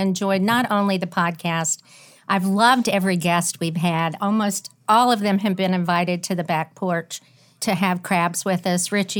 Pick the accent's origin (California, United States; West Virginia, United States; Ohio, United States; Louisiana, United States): West Virginia, United States; Huntington; I'm from West Virginia